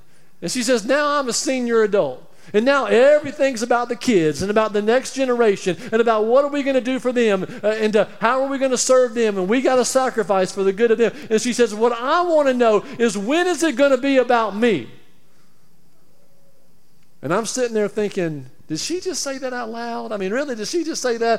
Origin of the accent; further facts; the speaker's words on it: Alabama, United States; moved away; also born or lived in Tampa; I'm from Alabama